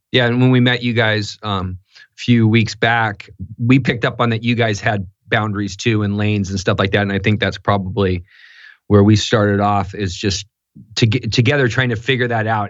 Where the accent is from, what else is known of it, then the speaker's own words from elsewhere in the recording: Newport Beach, California, United States; I grew up in Newport Beach, California